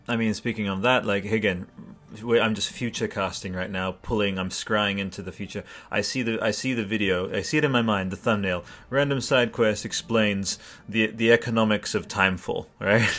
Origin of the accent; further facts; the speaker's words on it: Australia; sorry to be really Australian I'm like an Australian grandma